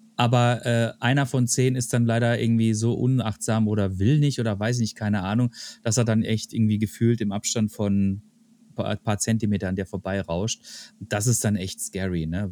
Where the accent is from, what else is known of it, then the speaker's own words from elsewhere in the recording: Germany; als Deutscher